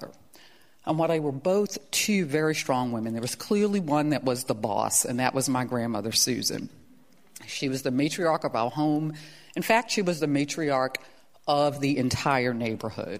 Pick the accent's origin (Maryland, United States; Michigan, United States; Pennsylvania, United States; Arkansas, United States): Maryland, United States; Baltimore; I was a freshman in high school at the time, and because I'm from Baltimore, you got to rep your high school. I was at Paul Lawrence Dunbar High School.